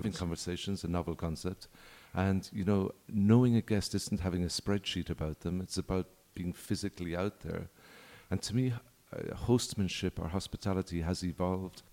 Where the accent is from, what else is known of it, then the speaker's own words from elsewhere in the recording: Ireland; now in Punta Mita, Mexico; I'm Irish